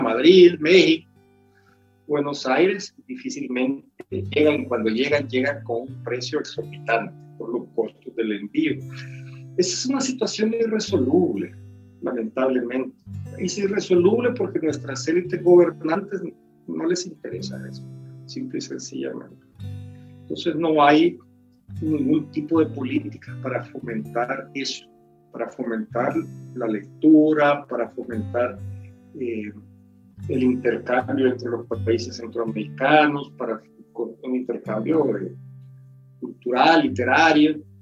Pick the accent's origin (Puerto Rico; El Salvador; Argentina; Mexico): El Salvador; moved away; soy escritor salvadoreño en el sentido de que el país que me marcó, el país que me hirió, el país que me dio los temas